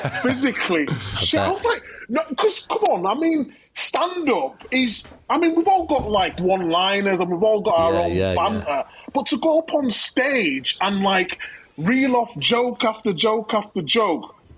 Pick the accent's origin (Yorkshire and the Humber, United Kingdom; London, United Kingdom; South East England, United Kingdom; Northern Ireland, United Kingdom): Yorkshire and the Humber, United Kingdom; Leeds; I'm from Chapel Town, and Chapel Town's not the greatest of areas